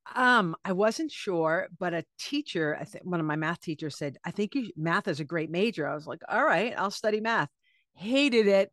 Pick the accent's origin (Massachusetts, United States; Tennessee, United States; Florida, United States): Massachusetts, United States; Cape Cod; now in New York City, United States; I'm from Cape Cod